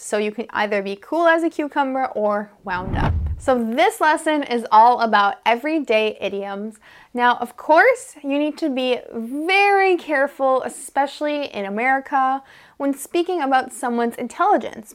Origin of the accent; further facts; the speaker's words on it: United States; I'm an American English teacher